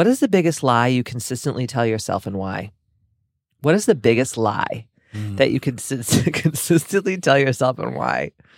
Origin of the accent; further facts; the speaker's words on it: South Boston, Massachusetts, United States; We're from Southie, so we have a big dumpster at the dojo at the wellness center